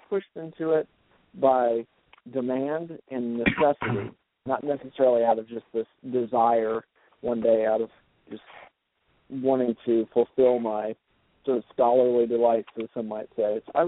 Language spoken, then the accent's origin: English; Salem, Iowa, United States; I was born and raised in Iowa, in a small town called Salem, Iowa, into really a very split family. My mother's side of the family was pretty strongly Roman Catholic